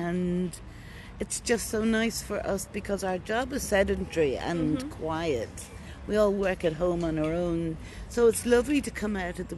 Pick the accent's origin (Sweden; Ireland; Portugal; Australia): Ireland; Kinsale, County Cork; also born or lived in Africa / Belfast, United Kingdom; I was born in Africa and lived there until I was 9. And my parents are from Belfast, so we moved back to Belfast. And then the troubles broke out. So we left there then and moved to Kinsale, County Cork